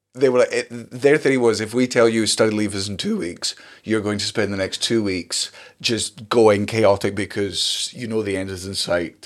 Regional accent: Scotland, United Kingdom; as a Scottish person

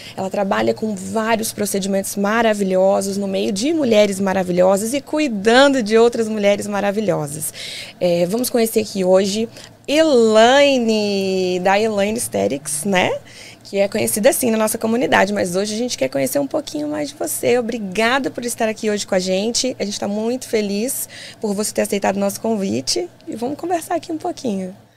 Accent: Vitória, Espírito Santo, Brazil; now in United States; sou de Vitória, Espírito Santo, Capixaba

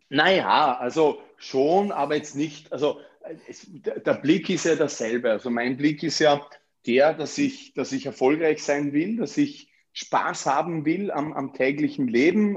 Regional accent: Vorarlberg, Austria; moved away as an adult; also born or lived in Graz; now in Vienna, Austria; Ich bin zwar in Vorarlberg aufgewachsen, habe die ersten 19 Jahre in meinem Leben dort verbracht

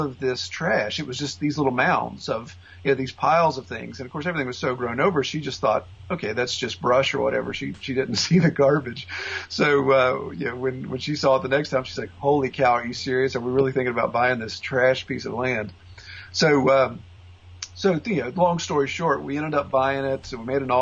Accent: West Virginia, United States; moved away as an adult; also born or lived in Orlando, Florida / St. Cloud, Florida; I grew up in West Virginia. I was born and raised.

